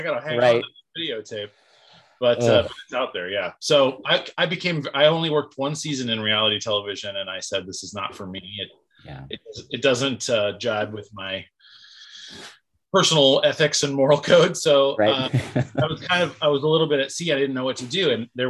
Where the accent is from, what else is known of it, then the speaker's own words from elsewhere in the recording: Portland, Oregon, United States; also born or lived in Los Angeles; I was born in Portland, raised in Portland. Left for a number of years to Los Angeles to go to college at Loyola Marymount University.